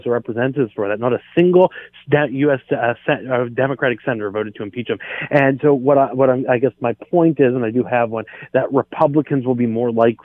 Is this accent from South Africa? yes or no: no; Canada; as a Canadian conservative